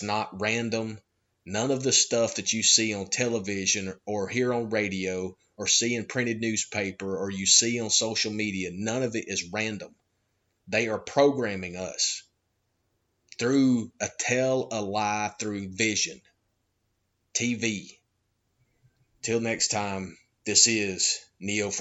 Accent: United States; I'm an American

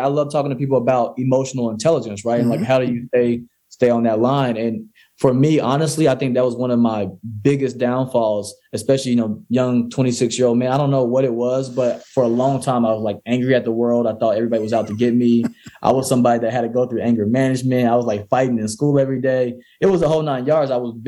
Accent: Mississippi, United States; I grew up in Mississippi where it wasn't really the greatest area

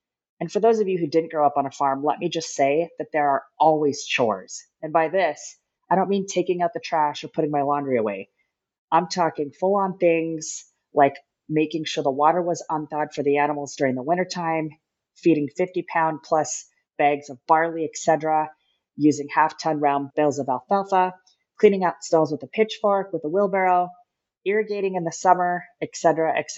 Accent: Miles City, Montana, United States; Growing up in Miles City, Montana, I had the opportunity to play a ton of sports

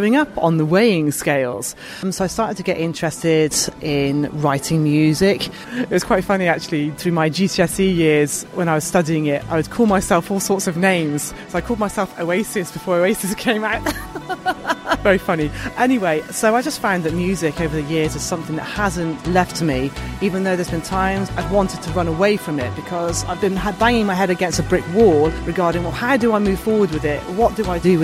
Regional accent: Bath, South West England, United Kingdom; moved away as an adult; also born or lived in Cheltenham; I was born in Bath, near Bristol, and so that was where I was brought up

